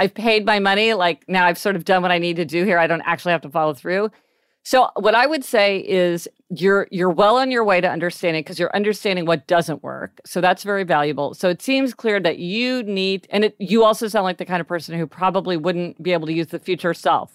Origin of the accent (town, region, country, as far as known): Kansas City, Missouri, United States